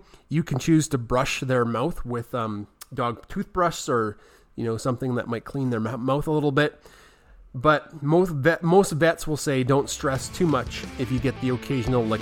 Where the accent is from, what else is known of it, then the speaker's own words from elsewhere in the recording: Central Alberta, Canada; we're from Central Alberta and it's winter here 10 months a year